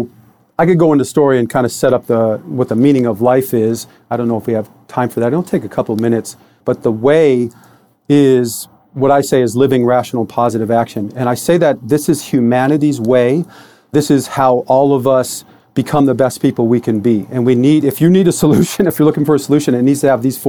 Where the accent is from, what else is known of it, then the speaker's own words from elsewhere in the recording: Detroit, Michigan, United States; I was born in Detroit, Michigan in 1966